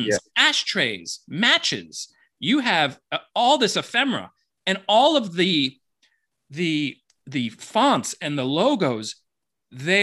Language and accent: English; Miami, Florida, United States; also born or lived in New York; now in San Fernando Valley, United States; I grew up in Miami and I lived in New York